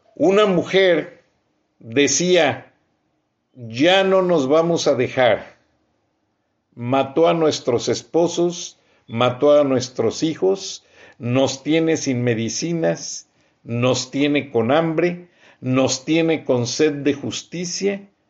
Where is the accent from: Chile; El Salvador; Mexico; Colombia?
Mexico; Bajío; now in United States; yo soy del Bajío